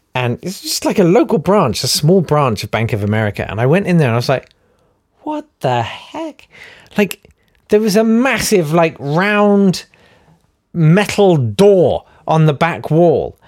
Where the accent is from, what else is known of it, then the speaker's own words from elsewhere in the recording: United Kingdom; We're British